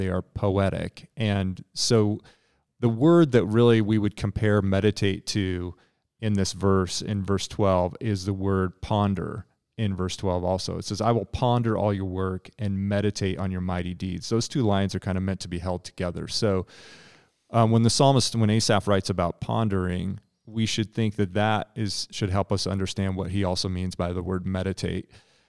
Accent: Nebraska, United States; Being from Nebraska

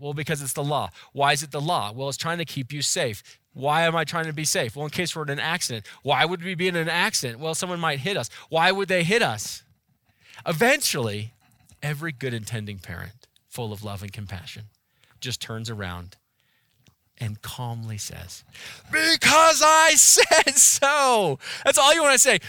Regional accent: Boulder, Colorado, United States; now in Erie, United States; I was born and raised and spent most of my life in Boulder

